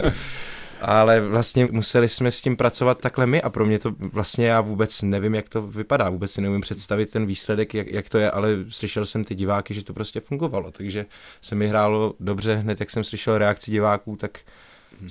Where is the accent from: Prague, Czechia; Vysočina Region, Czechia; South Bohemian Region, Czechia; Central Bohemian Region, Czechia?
South Bohemian Region, Czechia; České Budějovice; moved away as an adult; now in Liberec, Czechia; strávil jsem v Budějících vlastně svoje mládí, jak základní školu, tak střední školu.